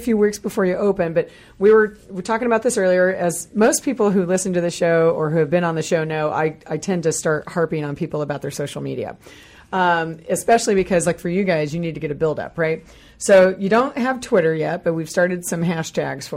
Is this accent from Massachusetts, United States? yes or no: no; Kansas, United States; moved away as an adult; now in Renton, United States; I grew up in Kansas